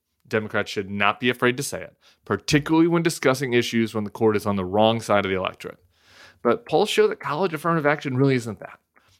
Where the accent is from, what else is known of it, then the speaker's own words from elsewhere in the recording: Denver, Colorado, United States; Growing up in Denver.